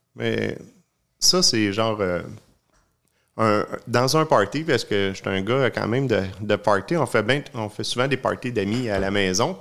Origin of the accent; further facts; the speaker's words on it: Sherbrooke, Quebec, Canada; je suis natif de Sherbrooke. Euh, je suis né là